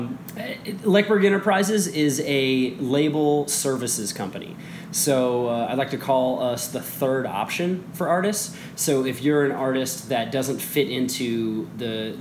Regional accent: Midwest, United States; moved away as an adult; now in New York, United States; I grew up in the Midwest

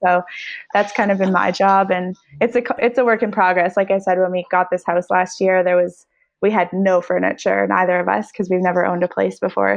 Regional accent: Canada; I'm Canadian and need to be home for half the year

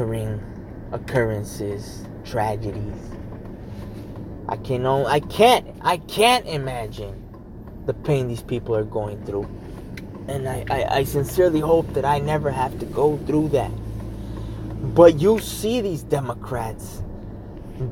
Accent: United States; I'm still American to the core

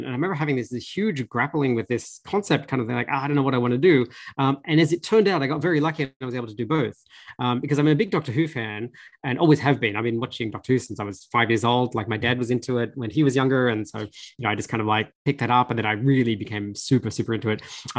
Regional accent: Australia; I grew up in Australia, I was very working class.

